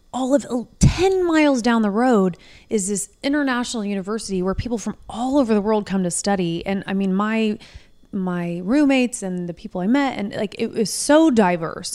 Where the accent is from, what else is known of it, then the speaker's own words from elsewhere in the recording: Indianapolis, Indiana, United States; also born or lived in Martinsville, Indiana; I grew up, I was raised in Indianapolis, until I was about eleven.